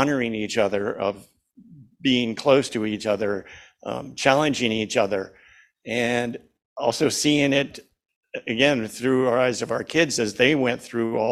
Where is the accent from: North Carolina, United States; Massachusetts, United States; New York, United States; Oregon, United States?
Oregon, United States; Junction City; moved away as an adult; also born or lived in Seattle / Lopez Island; I grew up in Junction City, about 45 miles from here, a small town